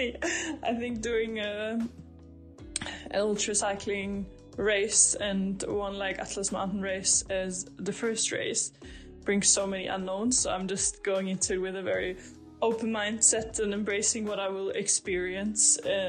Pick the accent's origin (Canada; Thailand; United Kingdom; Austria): Austria; English is a second language; moved away as an adult; now in Sweden; I'm from Austria originally, and now I live in Sweden. I moved here 2.5 years ago.